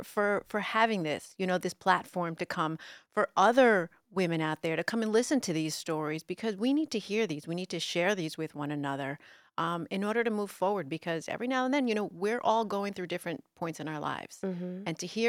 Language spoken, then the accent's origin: English; New York City, New York, United States; accent: New York; Was born, you know, in Bay Ridge, and I grew up in the city and then moved to Jersey. But so my accent was a New York accent.